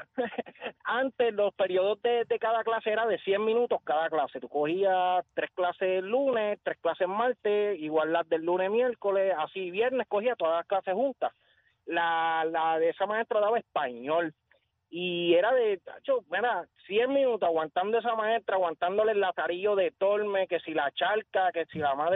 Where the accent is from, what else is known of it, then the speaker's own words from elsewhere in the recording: Caguas, Puerto Rico; yo soy del pueblo de Cagua y estudié en la Utiel Benítez, escuela superior.